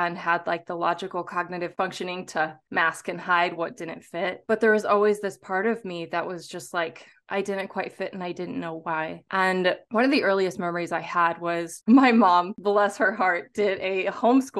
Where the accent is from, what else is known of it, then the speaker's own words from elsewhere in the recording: St. Louis, Missouri, United States; I was raised in the Midwest of the United States, Turtle Island, and I was raised in St. Louis